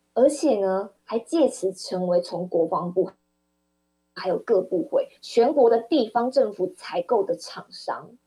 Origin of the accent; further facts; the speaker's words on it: Kaohsiung, Taiwan; 我是高雄人，我们高雄市民